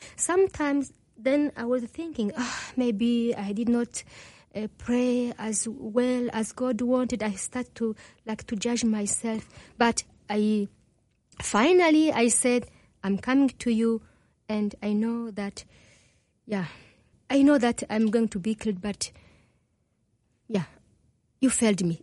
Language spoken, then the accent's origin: English; DR Congo; first language Kinyarwanda; English is a second language; moved away; also born or lived in Burundi / Rwanda; I was born in Burundi, grew up in Congo.